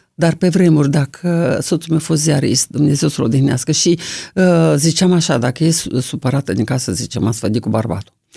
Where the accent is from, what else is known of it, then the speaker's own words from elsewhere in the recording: Toporivtsi, Chernivtsi Oblast, Ukraine; now in Romania; am văzut lumina zilei dincolo de Sărma Ghimpata. Topărăuț se numește localitatea, acum nu se mai numește așa, Topăruica